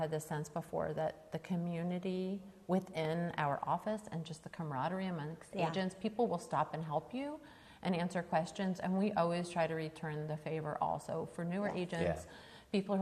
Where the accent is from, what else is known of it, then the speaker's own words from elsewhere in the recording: East Coast, United States; now in Texas, United States; I'm originally from the East Coast